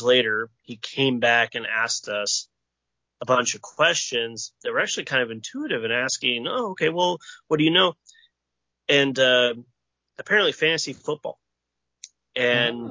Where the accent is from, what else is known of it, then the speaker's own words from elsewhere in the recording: Northeast Nevada, United States; now in Tucson, United States; I grew up in Northeast Nevada, where they have both types of music, country and Western